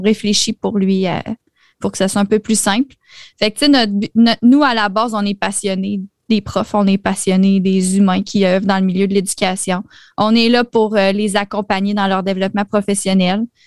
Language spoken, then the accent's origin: French; Quebec, Canada; je suis québécoise